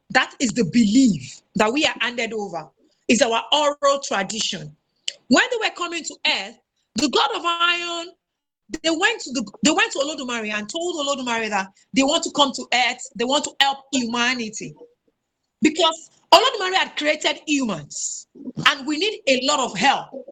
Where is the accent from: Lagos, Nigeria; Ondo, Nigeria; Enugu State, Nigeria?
Ondo, Nigeria; Owo; my hometown, Owo